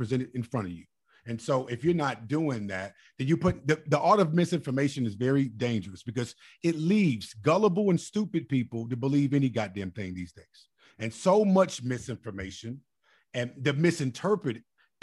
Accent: Chicago, Illinois, United States; also born or lived in Mississippi; I'm from Chicago, too. So I know growing up

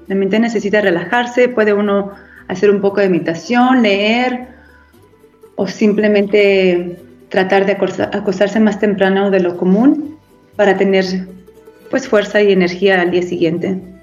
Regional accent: Guadalajara, Jalisco, Mexico; also born or lived in California, United States; now in Italy; Nací en California, pero crecí entre México y Estados Unidos. Soy de Guadalajara

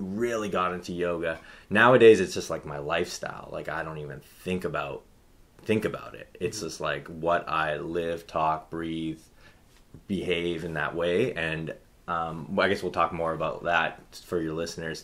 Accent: Kowloon, Hong Kong; also born or lived in Canada; loved growing up in Kowloon

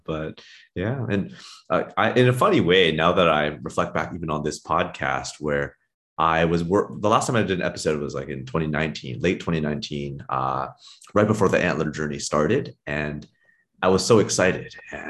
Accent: California, United States; And for myself, I grew up in the Silicon Valley.

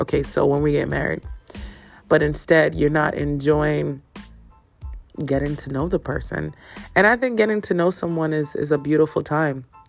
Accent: Jamaica; I am Jamaican. I was born there. Yes, represent Kingston, represent St. St. St. Catherine and Portmore.

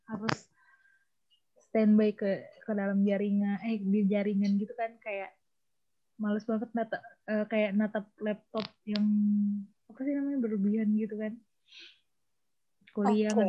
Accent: Samarinda, East Kalimantan, Indonesia; born there; Zodiaknya Capricorn, lahirnya di Samarinda.

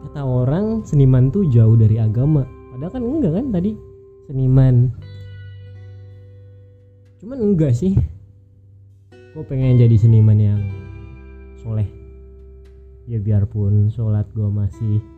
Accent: Bandung, West Java, Indonesia; born there; umur gue 26 tahun gue lahir di Bandung 7 Januari 1995

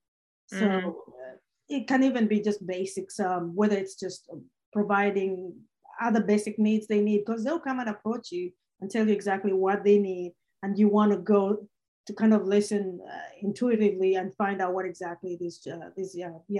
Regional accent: Uganda; now in Nashville, United States; I was born myself in Uganda

